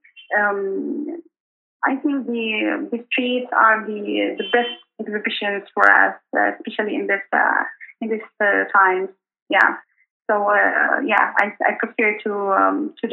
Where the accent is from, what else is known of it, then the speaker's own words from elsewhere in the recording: Yemen; accent: northern Yemeni (not southern); they knew my accent that I'm not. I'm not from the south